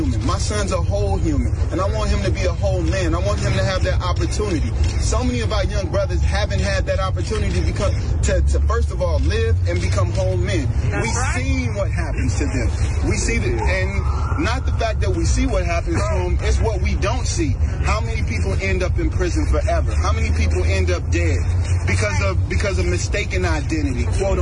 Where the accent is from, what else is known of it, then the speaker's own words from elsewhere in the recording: Ferguson, Missouri, United States; I come from Ferguson, and this has been my passport.